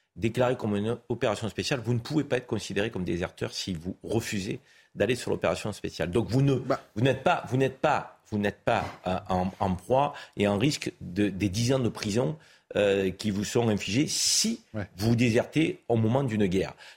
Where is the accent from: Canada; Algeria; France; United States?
France; chez nous, en France